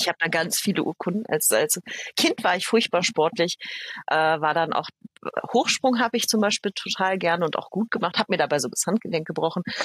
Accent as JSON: {"language": "German", "region": "Berlin", "country": "Germany", "tie": "born or raised there", "also_born_or_lived": "Upper Franconia", "accent": "Berliner", "moved": "as an adult", "said": "Ich bin in Berlin geboren, so waschechtes ja. Berliner Urgestein."}